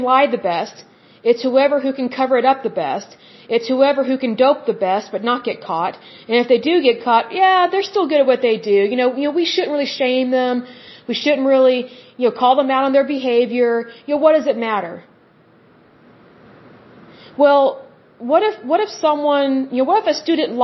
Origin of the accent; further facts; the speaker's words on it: Oklahoma, United States; I'm from Oklahoma